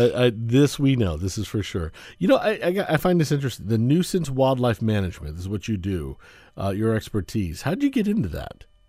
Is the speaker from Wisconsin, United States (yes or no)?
no; Florida, United States; I grew up in Florida